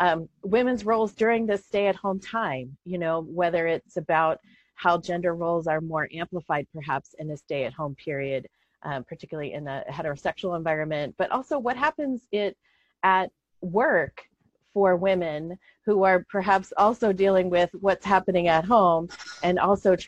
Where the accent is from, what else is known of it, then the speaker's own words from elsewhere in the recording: Western Pennsylvania, United States; moved away; also born or lived in Maryland; where I grew up in Pennsylvania